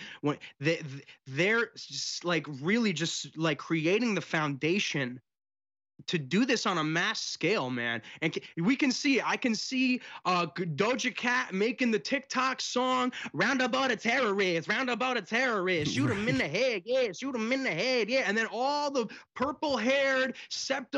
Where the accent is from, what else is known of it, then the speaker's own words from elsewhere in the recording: United States; I was born here in America